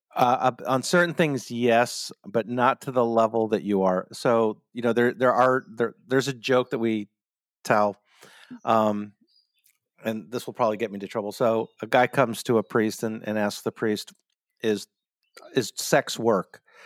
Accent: United States; I'm your American host

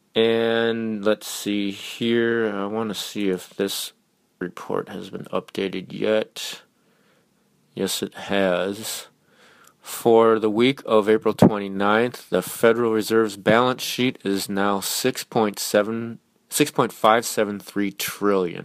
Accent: Minnesota, United States; I'm from Minnesota

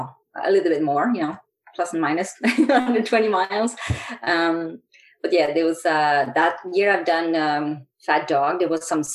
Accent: Quebec, Canada; now in Calgary, Canada; I grew up in Quebec

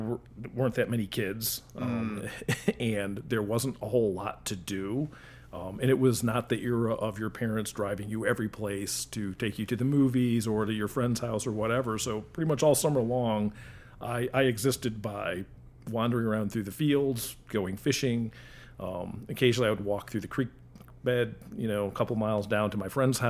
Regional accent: Elbridge, New York, United States; I grew up in Elbridge, which was... 15, 20 miles outside of Syracuse.

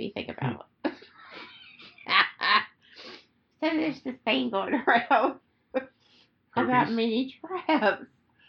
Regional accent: the South, United States; I'm from the South.

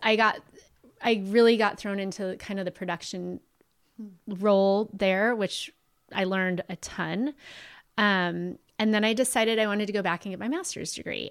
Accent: Ventura, California, United States; also born or lived in Pasadena / Oxnard; I originally really grew up my elementary and, um, high school years in Ventura

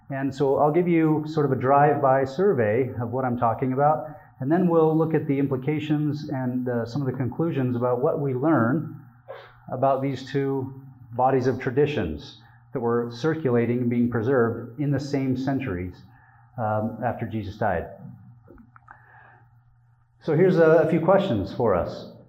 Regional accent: Utah, United States; I have a lot of Jewish friends, but I'm from Utah, so I didn't have a lot of Jewish friends growing up.

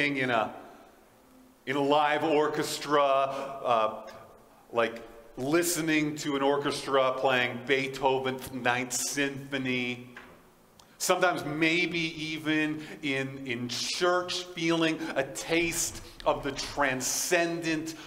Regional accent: United States; now in Fort Qu'Appelle, Canada; I'm an American

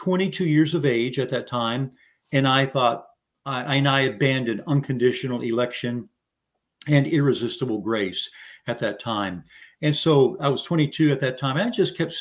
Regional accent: San Antonio, Texas, United States; I'm from San Antonio, Texas, so born and raised here

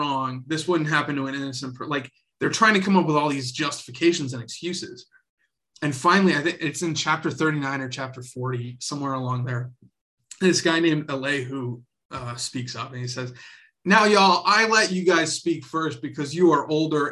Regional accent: the South, United States; I was raised in the South

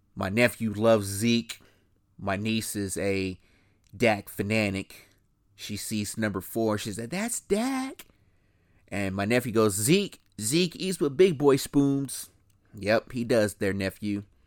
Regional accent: Midwest, United States; growing up in the Midwest

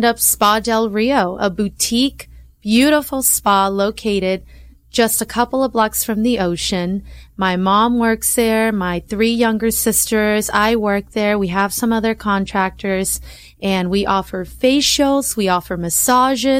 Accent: Long Beach, California, United States; I was raised in Long Beach, went to school there my entire life

